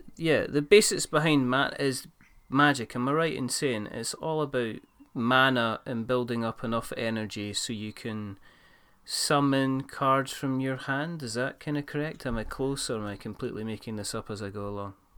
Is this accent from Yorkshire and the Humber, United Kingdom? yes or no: no; Scotland, United Kingdom; I'm not really Scottish